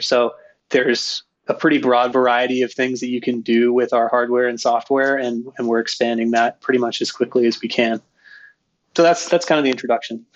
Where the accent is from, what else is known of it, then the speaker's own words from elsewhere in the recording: Skagit Valley, Washington, United States; moved away as an adult; my brother and I grew up in Skagit Valley, Washington